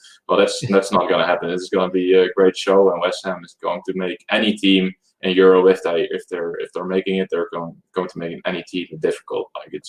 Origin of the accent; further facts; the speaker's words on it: Netherlands; English is a second language; We're from the Netherlands.